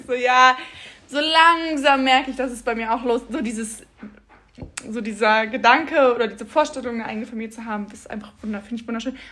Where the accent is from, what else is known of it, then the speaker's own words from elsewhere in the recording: Bad Honnef, North Rhine-Westphalia, Germany; wir kommen beide aus Bad Honnef und sind beide der gleiche Jahrgang